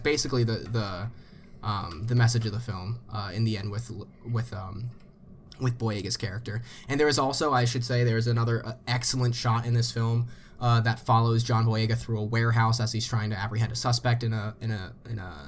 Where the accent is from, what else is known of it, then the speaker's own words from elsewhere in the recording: United States; as an American